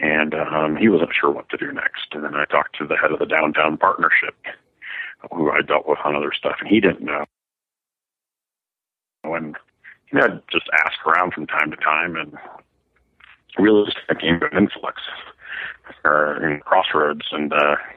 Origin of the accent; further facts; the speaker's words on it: Minnesota, United States; moved away as an adult; also born or lived in Iowa; now in Colorado Springs, United States; I grew up in Minnesota and went to college in Iowa.